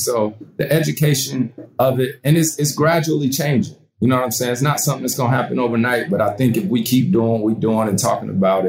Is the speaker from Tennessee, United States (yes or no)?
no; Winston-Salem, North Carolina, United States; I grew up in Winston-Salem, North Carolina. So I grew up around all HBCUs, right?